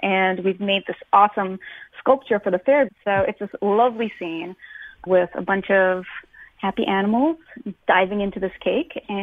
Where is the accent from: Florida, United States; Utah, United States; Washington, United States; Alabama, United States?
Washington, United States; Tacoma; I'm from Tacoma, mm-hmm. Washington